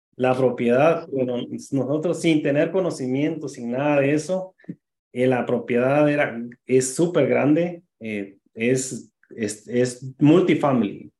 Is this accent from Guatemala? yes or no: yes; Guatemala; moved away as an adult; now in New Rochelle, United States; yo soy de Guatemala, llegué a, acá cuando tenía 19 años